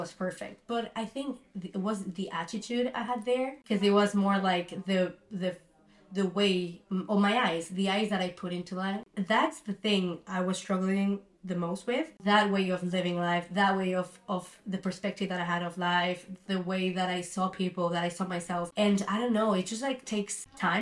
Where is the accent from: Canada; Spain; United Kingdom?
Spain; Barcelona, Catalonia; also born or lived in Melbourne, Australia; I'm from Barcelona